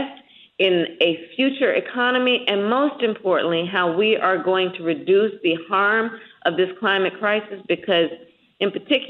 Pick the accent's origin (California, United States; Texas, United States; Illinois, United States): California, United States; my home state of California